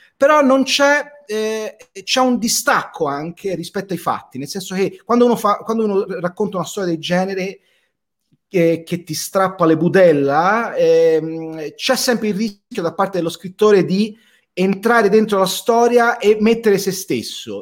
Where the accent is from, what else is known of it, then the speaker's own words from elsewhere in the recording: Florence, Tuscany, Italy; also born or lived in Rome; come si sente dall'accento eh, di Bergamo, io sono, sono, sono fiorentino, molto attaccato alle mie radici